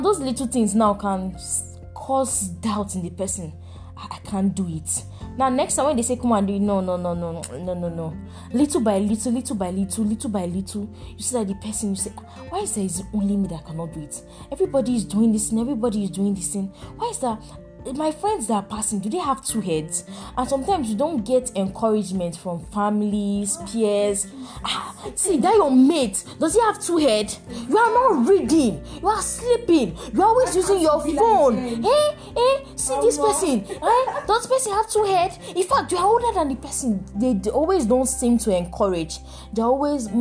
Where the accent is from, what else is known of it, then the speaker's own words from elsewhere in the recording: Nigeria; as an African, in fact, as a Nigerian